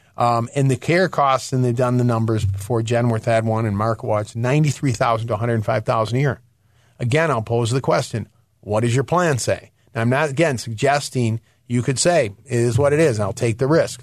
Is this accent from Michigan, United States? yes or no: yes; Michigan, United States; moved away; I'm from Michigan originally